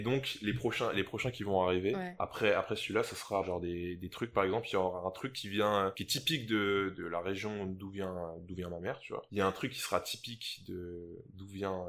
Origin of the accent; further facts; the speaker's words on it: St. Martin; on est français à Saint-Martin